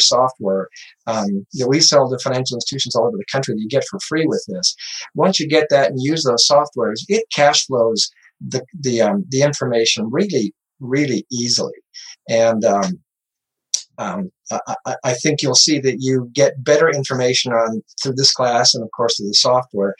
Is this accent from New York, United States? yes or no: no; Montana, United States; now in Arizona, United States; I grew up in Montana. I live in Arizona